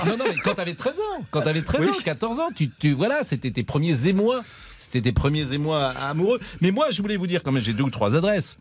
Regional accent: Nantes, Pays de la Loire, France; je suis nantais

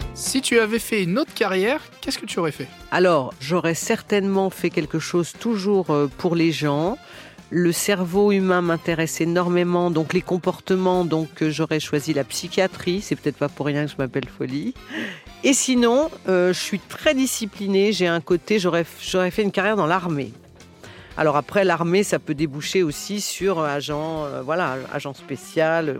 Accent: Lyon, Auvergne-Rhône-Alpes, France; je suis née euh, un jour à Lyon

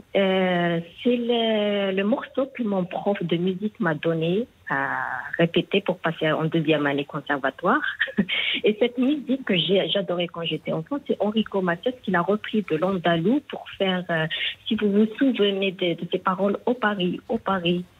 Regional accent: Algiers, Algiers Province, Algeria; Je suis d'Algérie, Alger, la capitale

